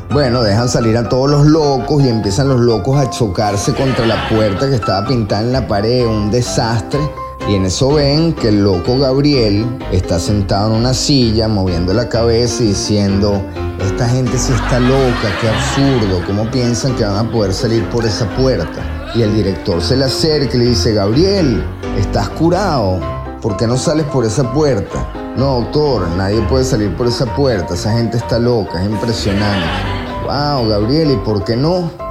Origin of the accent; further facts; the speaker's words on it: Venezuela; moved away; yo como venezolano